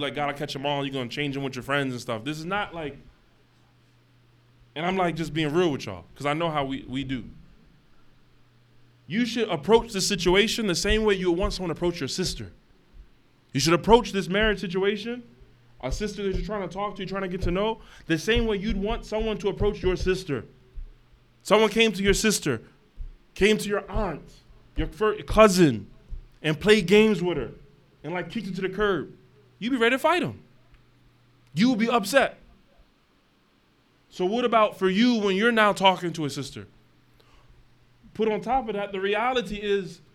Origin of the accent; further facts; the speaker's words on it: United States; we're a minority as American Muslims